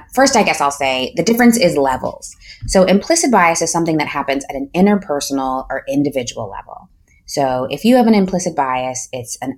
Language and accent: English; Akron, Ohio, United States; I grew up in Akron, Ohio